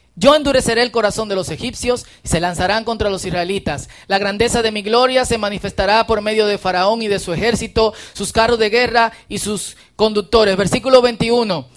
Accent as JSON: {"language": "Spanish", "country": "Dominican Republic", "accent": "Dominican", "said": "un buen dominicano"}